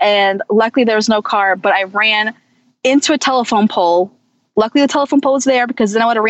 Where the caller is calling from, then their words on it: Oakland, Maryland, United States; From Oakland, Maryland.